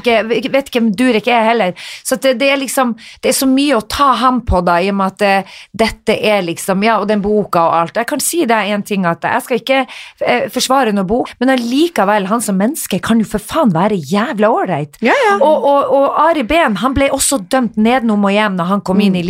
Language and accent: Norwegian; Northern Norway, Norway; moved away; Jeg var hjemme i Nord-Norge